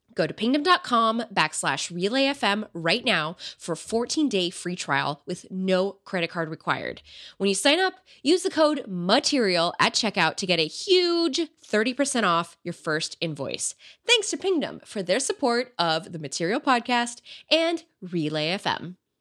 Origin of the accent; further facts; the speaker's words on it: United States; I was born here, so I'm American European